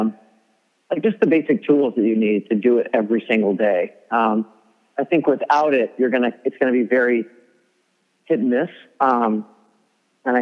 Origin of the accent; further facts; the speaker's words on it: Arkansas, United States; I grew up in Arkansas